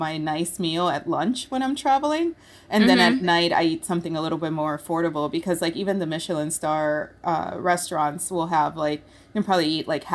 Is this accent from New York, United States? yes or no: yes; Rochester, New York, United States; also born or lived in Puerto Rico; I grew up in Rochester, New York, I went to high school there.